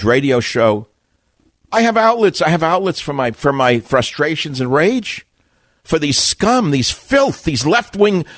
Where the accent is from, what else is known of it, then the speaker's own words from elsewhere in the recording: New York, United States; I'm from New York.